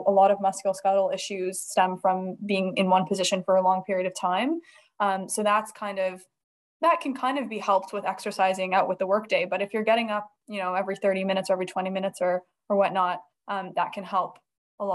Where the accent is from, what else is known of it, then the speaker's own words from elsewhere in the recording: Toronto, Ontario, Canada; moved away as an adult; now in Edinburgh, United Kingdom; I'm originally from Toronto, Canada